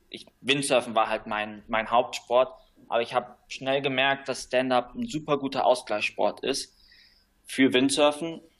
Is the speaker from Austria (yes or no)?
no; Canary Islands, Spain; Ich bin hier auf Gran Canaria aufgewachsen und auch hier geboren meine Eltern sind vor ungefähr 25 Jahren hier ausgewandert, um eine Surfschule zu, zu leiten.